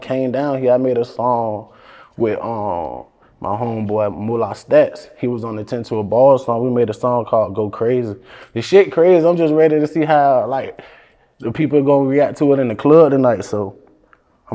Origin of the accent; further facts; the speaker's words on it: Virginia, United States; I'm from Virginia